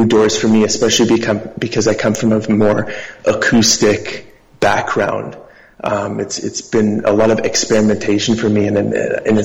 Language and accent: English; Toronto, Ontario, Canada; I'm a musician from Toronto.